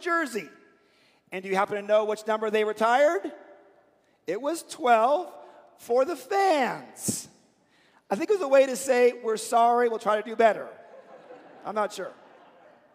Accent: Seattle, Washington, United States; I grew up in Seattle

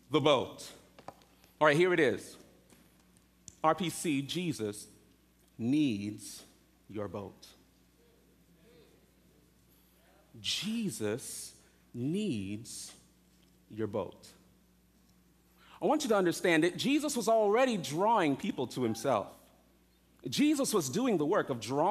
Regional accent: South Florida, United States; also born or lived in New York; I grew up in South Florida, I left New York when I was 7, so I'm primarily a Floridian

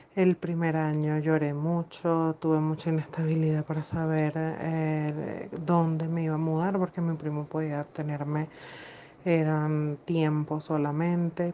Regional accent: Venezuela; moved away as an adult; now in Buenos Aires, Argentina; salí de Venezuela en el año 2017

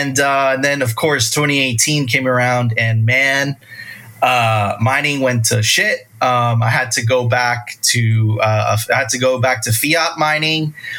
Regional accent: Miami Beach, Florida, United States; I grew up on South Beach.

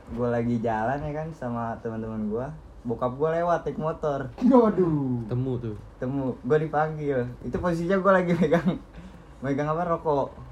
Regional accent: Jakarta, Indonesia; Gua gede di Selipi daerah Selipi

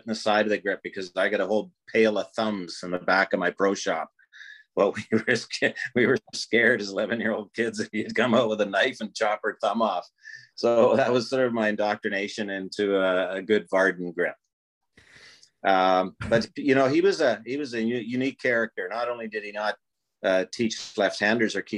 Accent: Prince Albert, Saskatchewan, Canada; growing up in PA

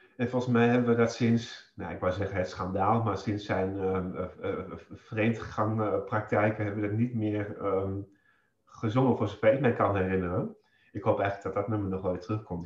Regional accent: Holten, Overijssel, Netherlands; ik eh, woon in uh, Holten, in het huis waar ik opgegroeid ben, een boerderij

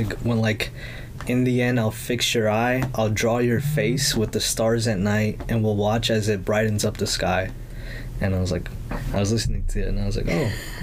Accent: Los Angeles, California, United States; first language Spanish; English is a second language; born and raised South Central LA.

